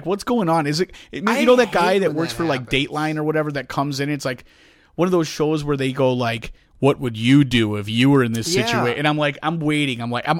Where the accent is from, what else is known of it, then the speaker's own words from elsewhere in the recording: Rhode Island, United States; Like, you're from Chicago. I'm from Rhode Island.